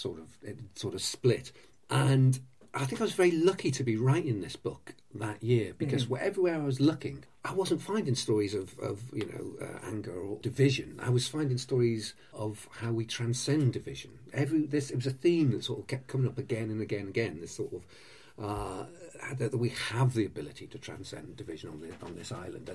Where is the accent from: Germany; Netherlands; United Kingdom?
United Kingdom; North Wales; also born or lived in Rugby, England; I was born in Rugby. I was born on Watling Street, or very close to Watling Street. But I was raised in North Wales